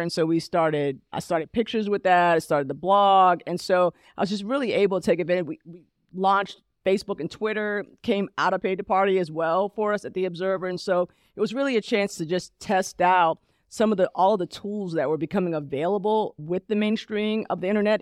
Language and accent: English; Columbia, Maryland, United States; moved away as an adult; also born or lived in Alabama; now in Charlotte, United States; I grew up in Columbia, Maryland, but I adulted in Charlotte